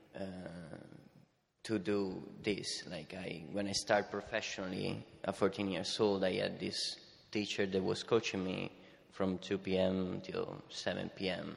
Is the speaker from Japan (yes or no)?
no; Italy; I'm from Italy